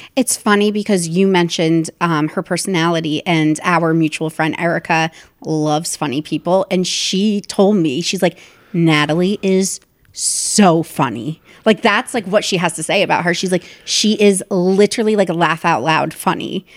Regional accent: New Jersey, United States; moved away as an adult; also born or lived in New York; my hometown in New Jersey

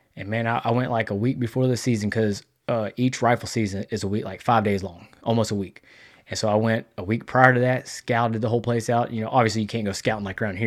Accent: Texas, United States; I'm from Texas

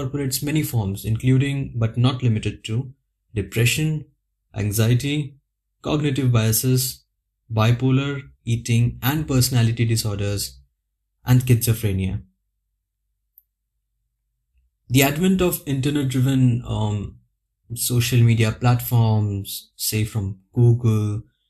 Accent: India; now in Budapest, Hungary; I'm a native of India, as you can judge from my accent already. But currently residing in a city called Budapest

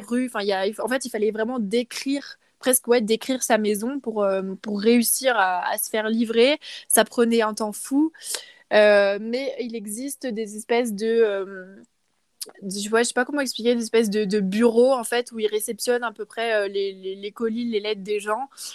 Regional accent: France; moved away; en tant que Française

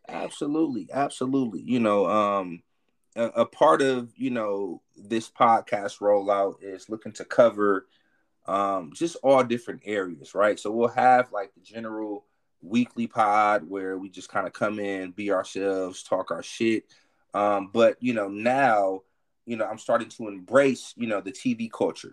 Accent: Milwaukee, Wisconsin, United States; moved away as an adult; now in Houston, United States; I'm from Milwaukee, right? But I live in mm-hmm. Houston. I'm in my 17th year living in Houston

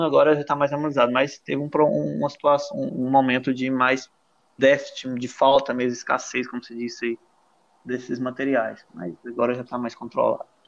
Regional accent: Goiás, Brazil; now in Madeira, Portugal; a gente é aí de Goiás

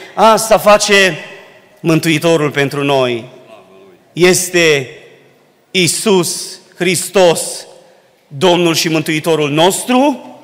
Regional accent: Dobric, Bistrița-Năsăud, Romania; now in Baia Mare, Romania; cei ce suntem din Dobric, aici, acasă

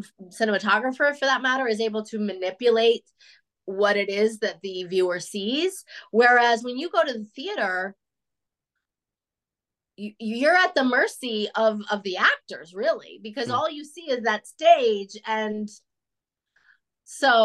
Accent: Denver, Colorado, United States; moved away as an adult; also born or lived in Chicago; now in Los Angeles, United States; I'm from the West. I'm from Denver, which is, you know, this side of the country anyway

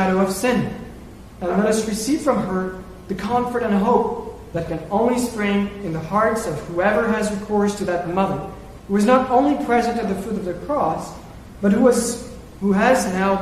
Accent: France; moved away; my home country, France

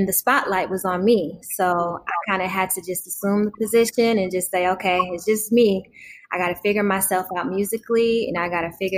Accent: Detroit, Michigan, United States; my hometown, Detroit

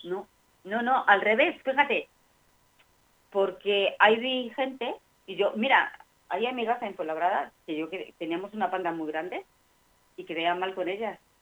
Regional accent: Extremadura, Spain; moved away; antes en el pueblo en Extremadura

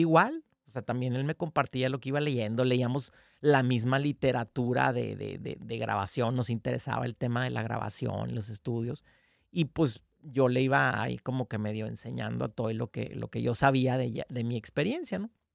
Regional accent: Mexico; somos una banda de México firmada con Polygram

